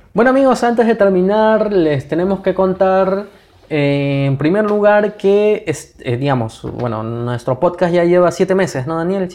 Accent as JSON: {"language": "Spanish", "country": "Peru", "said": "nosotros como peruanos"}